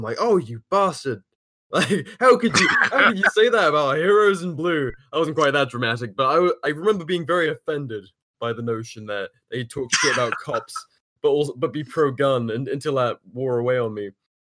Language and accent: English; United Kingdom; moved away as an adult; now in United States; Even as a Brit